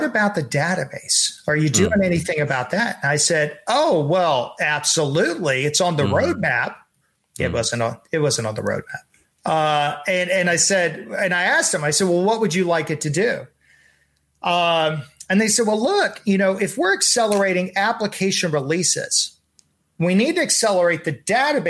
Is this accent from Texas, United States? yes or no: yes; Texas, United States; I'm from Texas